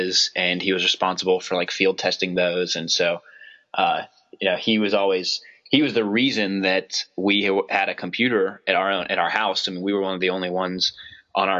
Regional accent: Pittsburgh, Pennsylvania, United States; also born or lived in Poughkeepsie, New York / Cleveland, Ohio; I was born in Poughkeepsie. He worked at IBM. they moved him out to Cleveland, and then I spent a few years in Cleveland, and then moved back to Pittsburgh

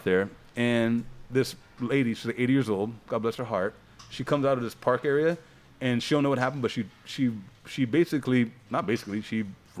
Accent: Ohio, United States; I grew up in Ohio where I didn't know I was black.

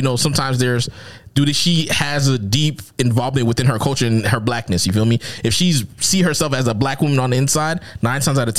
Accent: Minnesota, United States; if I grew up in Minnesota, my nigga, there's only two black people here. Me and my sister.

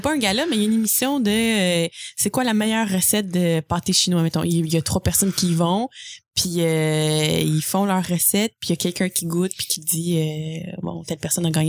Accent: El Salvador; moved away; je viens du Salvador.

